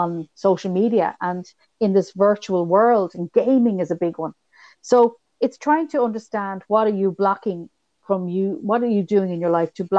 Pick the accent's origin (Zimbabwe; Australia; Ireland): Ireland; being Irish